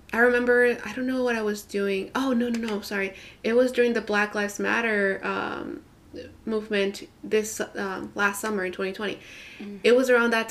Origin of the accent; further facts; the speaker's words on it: Houston, Texas, United States; I grew up in Houston, in Northwest Houston